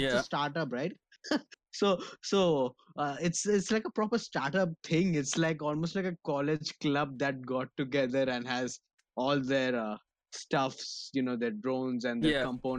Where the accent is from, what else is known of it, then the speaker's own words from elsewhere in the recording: India; I'm Indian